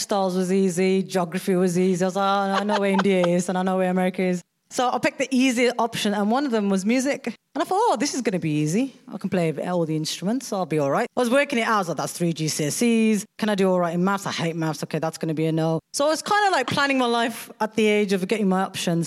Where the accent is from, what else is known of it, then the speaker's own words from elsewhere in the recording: England, United Kingdom; I was born in England.